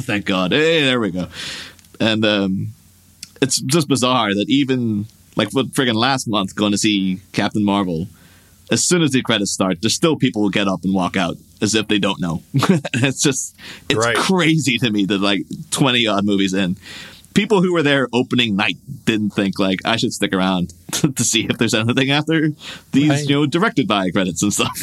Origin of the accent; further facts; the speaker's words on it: Ireland; my hometown in Ireland